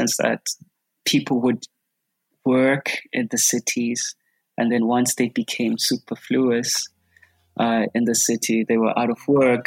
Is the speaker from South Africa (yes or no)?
yes; South Africa; as a South African, I used to think that it was just because of me and just how I was. But the older I've gotten, the more I've realized how much that was influenced by the society I grew up under